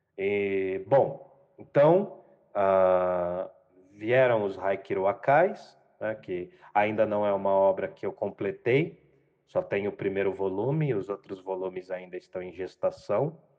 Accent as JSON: {"language": "Portuguese", "town": "Jundiaí", "region": "São Paulo", "country": "Brazil", "tie": "born or raised there", "said": "sou nascido e criado em Jundiaí, morei alguns anos fora da cidade"}